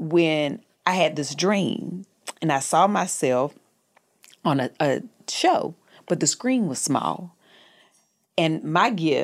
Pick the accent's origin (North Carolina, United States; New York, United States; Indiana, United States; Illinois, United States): North Carolina, United States; moved away as an adult; also born or lived in the South; now in Los Angeles, United States; I'm from North Carolina.